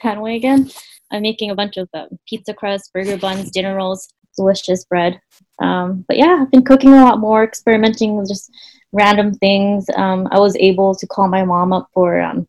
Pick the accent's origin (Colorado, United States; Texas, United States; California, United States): California, United States; Stockton; we grew up in Stockton where it looked extremely hot during summer.